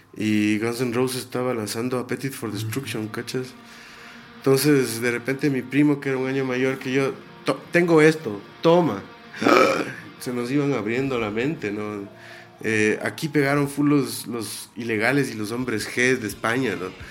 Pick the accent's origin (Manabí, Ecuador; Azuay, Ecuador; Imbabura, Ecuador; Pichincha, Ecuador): Imbabura, Ecuador; Ibarra; Nosotros dos nos criamos en Ibarra, mi hermano, el baterista y yo